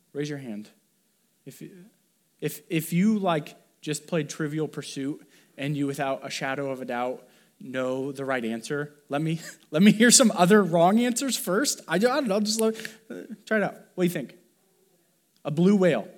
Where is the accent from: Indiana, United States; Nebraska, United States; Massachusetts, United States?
Indiana, United States; Columbia City; I grew up in Columbia City, Indiana, the Midwest